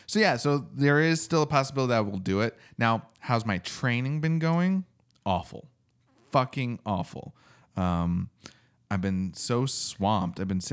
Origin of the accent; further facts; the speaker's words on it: East Coast, United States; I don't know if it's the East Coaster in me or what